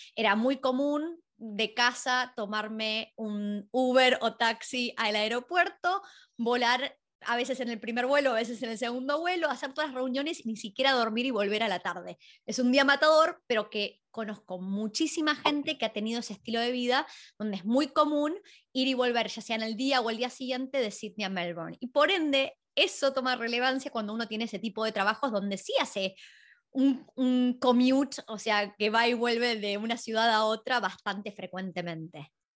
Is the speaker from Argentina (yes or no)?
yes; Argentina; now in Australia; en Argentina, nosotros somos de ahí